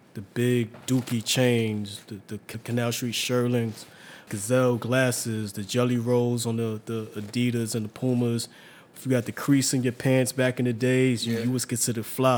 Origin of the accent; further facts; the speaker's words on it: New York City, New York, United States; also born or lived in Staten Island / Hunts Point; I was born in Staten Island, but up until 1990, I lived in Harlem, and I moved to Hunts Point. But you know, I kept on coming back, and then I was always back and forth to Harlem. So it's like Harlem or Hunts Point, not Staten Island.